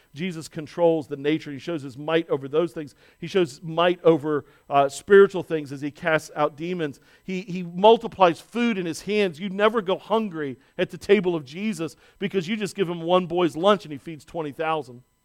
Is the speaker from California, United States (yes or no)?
no; Baltimore, Maryland, United States; a pastor who was born and raised in Baltimore